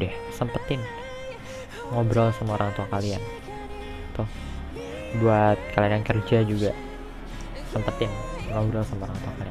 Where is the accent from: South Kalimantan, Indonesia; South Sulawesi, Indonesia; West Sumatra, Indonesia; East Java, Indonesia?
East Java, Indonesia; Malang; now in Jakarta, Indonesia; Jadi aku tuh emang lahir di Jakarta dan sekarang juga tinggalnya di Jakarta tapi uh, dari umur 2 tahun sampai aku kelas 3 SMA kelas 9 itu aku dibesarin di Malang